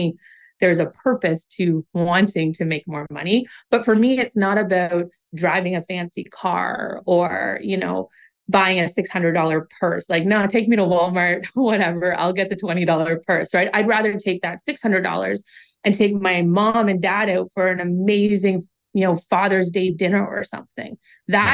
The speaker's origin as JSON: {"language": "English", "town": "Oshawa", "region": "Ontario", "country": "Canada", "tie": "born or raised there", "said": "I grew up in Oshawa, Ontario, Canada's home of General Motors."}